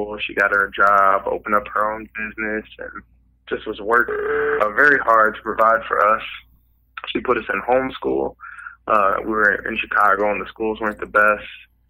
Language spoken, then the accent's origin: English; Wiesbaden, Hesse, Germany; born there; also born or lived in Fort Polk, Louisiana; But I was born in Wiesbaden, Germany. My mother's German.